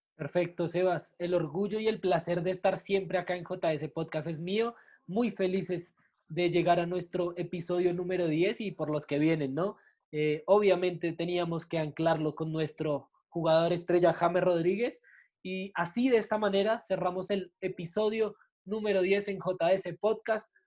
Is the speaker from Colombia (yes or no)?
yes; Colombia; como colombianos